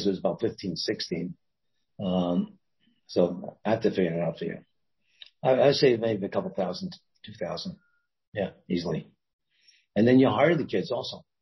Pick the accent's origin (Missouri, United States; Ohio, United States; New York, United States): New York, United States; New York City; moved away as an adult; now in Washington, D.C., United States; I'm a guy from Brooklyn